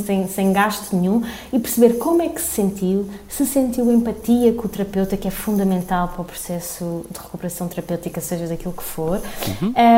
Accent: Tomar, Santarém District, Portugal; first language Portuguese; moved away as an adult; also born or lived in Madrid, Spain / Lisbon, Portugal; vim para Tomar, que foi a cidade onde cresci, onde tenho a minha família

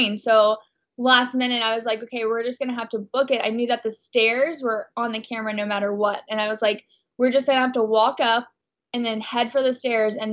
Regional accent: Texas, United States; moved away as an adult; now in Los Angeles, United States

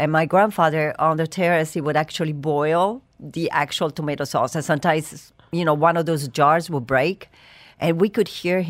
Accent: Bari, Apulia, Italy; also born or lived in Cerignola; I was born in a very small village called Cerignola, very small. But my parents moved to Bari, a bigger city, but still small, when I was four. So I grew up in Puglia

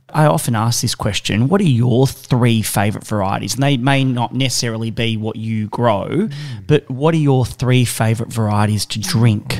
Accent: Mornington Peninsula, Victoria, Australia; I'm from the Mornington Peninsula

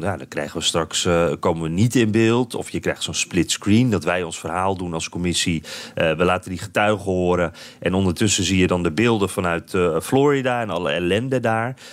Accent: Netherlands; wij als Nederlanders

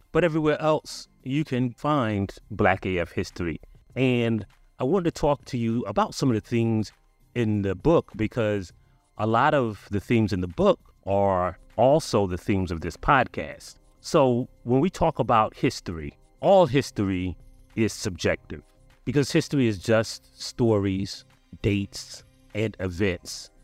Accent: South Carolina, United States; I'm from South Carolina

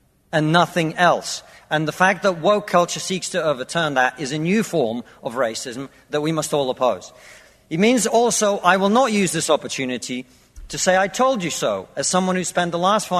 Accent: Russia; now in United Kingdom; I come from Russia, which is not a poor country

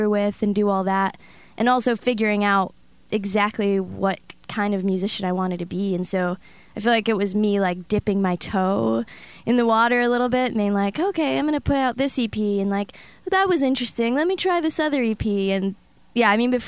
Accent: Detroit, Michigan, United States; being from Detroit and growing up in that city

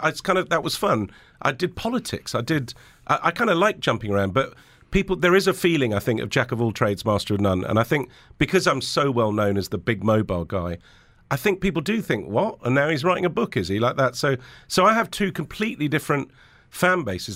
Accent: Lebanon; moved away; also born or lived in England; I grew up in Lebanon, but there was a civil war going on

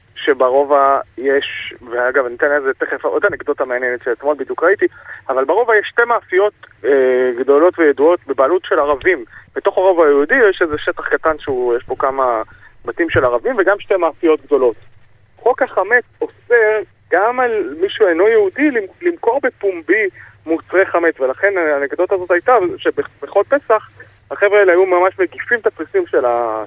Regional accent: Jerusalem, Jerusalem District, Israel; שנולד בעיר העתיקה בירושלים, גדלתי שם

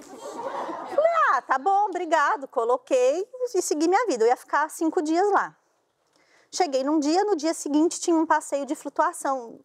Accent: São Paulo, Brazil; Eu sou de São Paulo

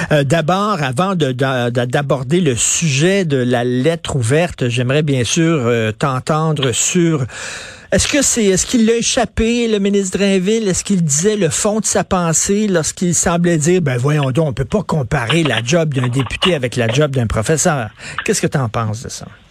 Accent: Montreal, Quebec, Canada; je viens de Verdun, euh, près de Pointe-Saint-Charles. Je viens d'un milieu très modeste

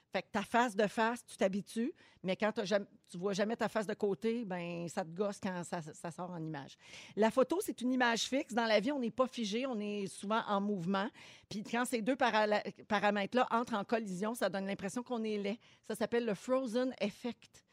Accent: Quebec, Canada; ici, chez nous, au Québec

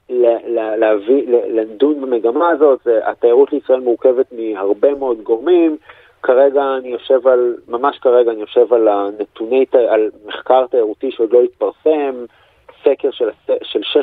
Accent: Israel; מה שאנחנו כבר בתור ישראלים שכחנו אפילו איך בודקים קורונה

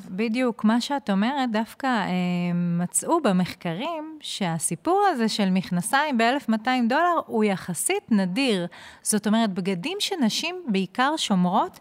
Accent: Ma'alot-Tarshiha, Northern District, Israel; moved away as an adult; also born or lived in Jerusalem; הגעתי מהצפון, ממעלות תרשיחא

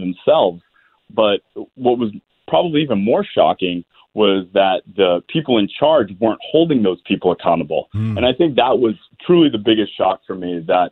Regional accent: Beverly, Massachusetts, United States; I'm originally from Beverly, Massachusetts, and after high school, I enlisted in the Navy

